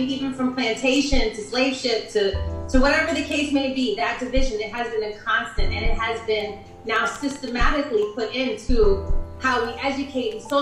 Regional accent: Berlin, Germany; born there; So yeah, I was born in Berlin.

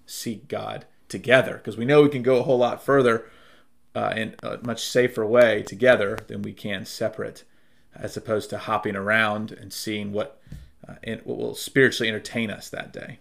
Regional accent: Durham, North Carolina, United States; moved away; also born or lived in Charlotte; growing up in Durham

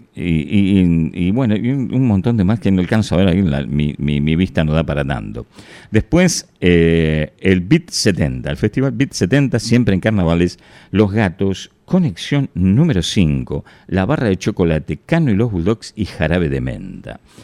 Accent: Ramos Mejía, Buenos Aires Province, Argentina; Yo vivía en Ramos Mejía

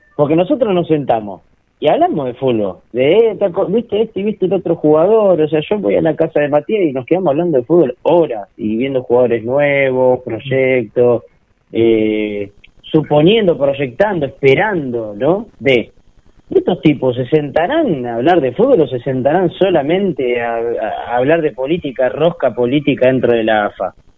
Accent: Argentina

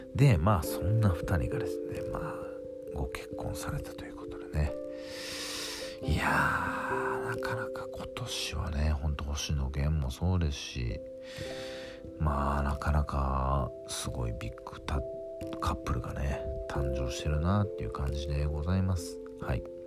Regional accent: Ehime, Japan; 僕のふるさと愛媛

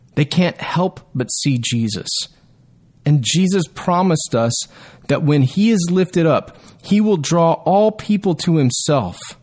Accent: Texas, United States; my rights as a Texan

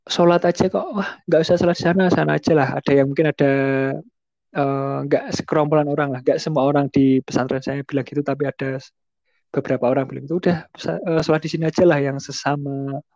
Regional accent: Salatiga, Central Java, Indonesia; born there; dari awal saya dilahirkan di kota Salatiga ya, yang notabene juga emang mayoritas muslimnya itu ya boleh dikatakan lah ya.

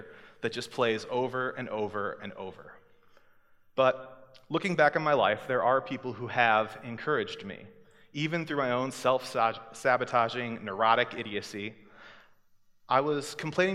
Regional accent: Centerville, Iowa, United States; moved away; I'm from Centerville, Iowa, which is 3 hours south of here

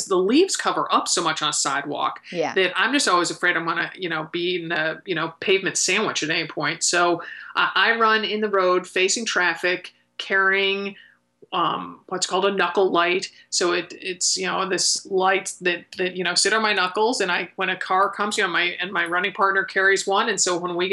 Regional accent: Connecticut, United States; I grew up in Connecticut

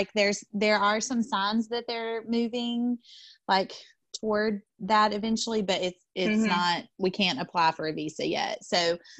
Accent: the South, United States; we would say Ram because from the South.

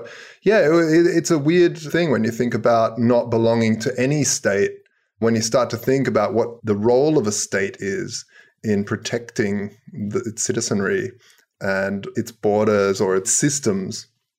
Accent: South Australia, Australia; I grew up in Australia, hence the wacky accent. But basically, my mother moved and immigrated to Australia when I was like 5 or 6. And from there, I just sort of, we stayed there and grew up in South Australia, down south.

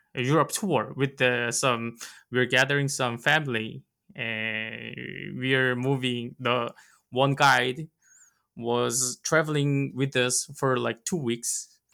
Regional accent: South Korea; West Side, which is nearby my hometown

